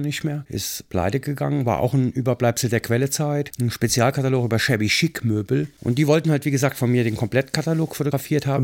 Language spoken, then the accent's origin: German; Mayen, Rhineland-Palatinate, Germany; in meinem Heimatort Mayen, wo mein Papa bevor es ein Fotostudio war, als Heizer auf einer Dampflok gearbeitet mhm. hat. Ich kannte also als Kind dieses Studio schon